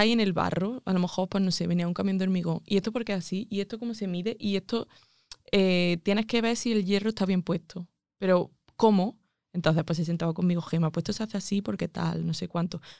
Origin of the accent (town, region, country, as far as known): Andújar, Andalusia, Spain; moved away as an adult; also born or lived in Madrid